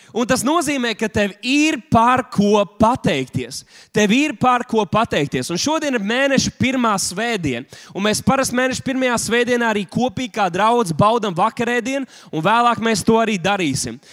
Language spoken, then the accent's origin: Latvian; Latvia; mēs taču esam tikai latvieši